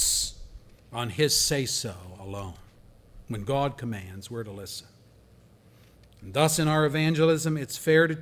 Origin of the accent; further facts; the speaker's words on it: Pennsylvania, United States; I worked as a volunteer for an evangelist in my hometown in Pennsylvania who came to our town when I was a young man